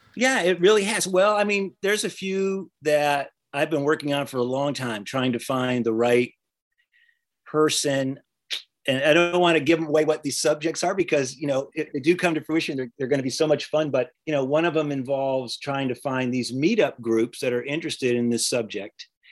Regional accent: the South, United States; I'm from the South

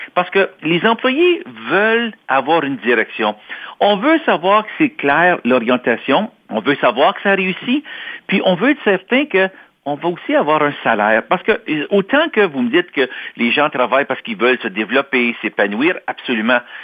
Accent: Toronto, Ontario, Canada; also born or lived in Quebec; je suis né à Toronto. J'ai grandi en Ontario, je suis franco-ontarien.

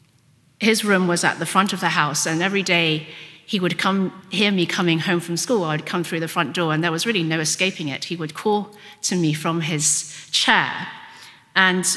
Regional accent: Hong Kong; first language Cantonese; English is a second language; moved away; I was brought up in Hong Kong, so I was brought up speaking Cantonese

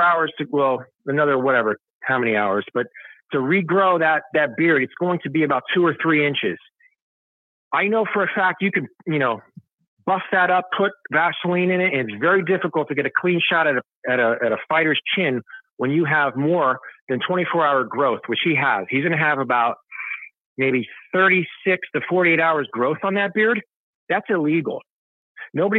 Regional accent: United States; I'm an American

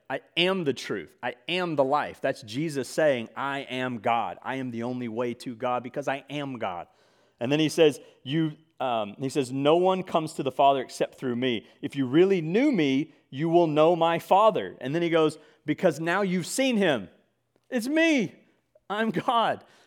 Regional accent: Mississippi, United States; I grew up in Mississippi.

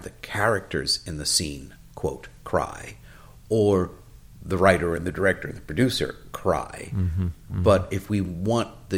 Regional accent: New York City, New York, United States; moved away as an adult; also born or lived in California; We grew up in New York City

